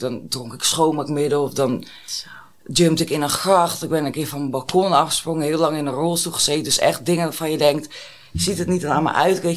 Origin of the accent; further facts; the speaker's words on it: Alkmaar, North Holland, Netherlands; Ik ben 30 en ik kom uit Alkmaar.